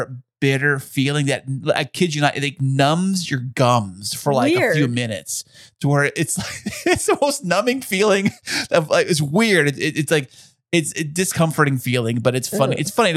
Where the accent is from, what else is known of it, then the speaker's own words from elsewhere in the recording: Alpine, United States; growing up in Alpine